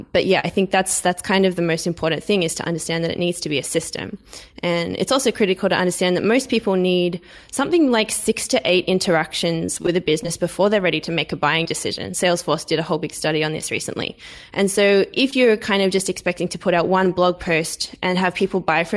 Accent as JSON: {"language": "English", "country": "Australia", "tie": "born there", "said": "I am Australian by birth."}